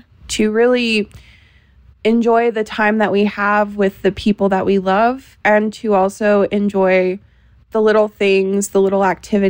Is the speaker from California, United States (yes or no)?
no; Denver, Colorado, United States; I am from Denver, Colorado, and I'm on Planet Classroom.